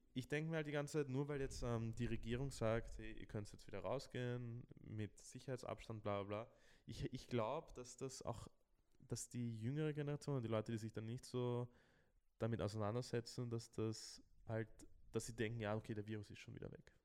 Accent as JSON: {"language": "German", "country": "Austria", "said": "bei uns in Österreich"}